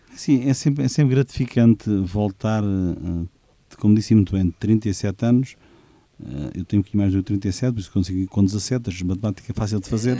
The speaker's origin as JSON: {"language": "Portuguese", "country": "Portugal", "tie": "born or raised there", "also_born_or_lived": "Poland", "moved": "yes", "said": "querer ter um espaço na minha terra"}